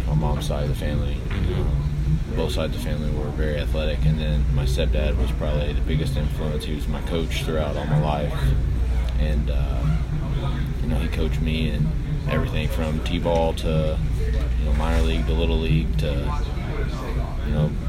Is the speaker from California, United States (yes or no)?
no; Frankfort, Kentucky, United States; I grew up in Frankfort, not that big of a town, back home